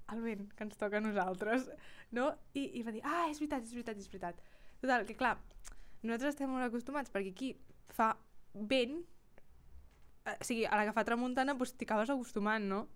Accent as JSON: {"language": "Catalan", "town": "Girona", "region": "Catalonia", "country": "Spain", "said": "som de Girona i la gent de Girona"}